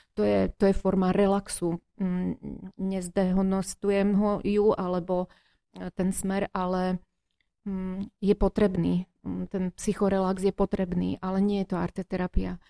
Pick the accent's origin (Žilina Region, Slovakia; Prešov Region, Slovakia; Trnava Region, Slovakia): Prešov Region, Slovakia; Prešov; Ja som rodený Prešovčan. Vždy som tu vyrastala, aj som tu študovala, aj tu žijem.